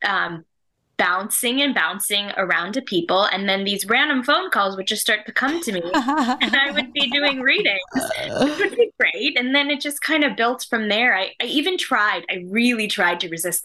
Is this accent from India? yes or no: yes; India; moved away; I am Indian. I was born in India, actually.